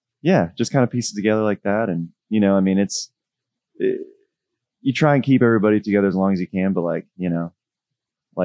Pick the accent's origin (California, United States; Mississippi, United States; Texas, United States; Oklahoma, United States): Texas, United States; Dallas; I'm from Dallas